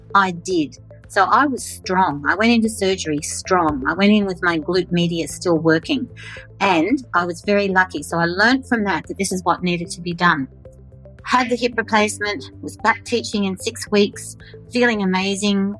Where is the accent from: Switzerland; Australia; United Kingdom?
Australia; I'm an Australian fitness and wellness leader